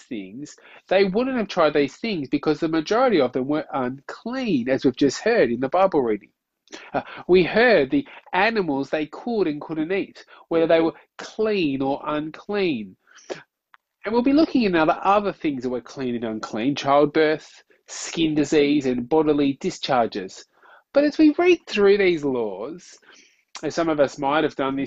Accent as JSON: {"language": "English", "country": "Australia", "said": "as an Aussie"}